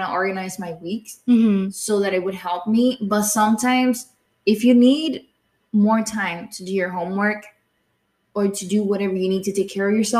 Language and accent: English; Jalisco, Mexico; moved away; I'm from Jalisco.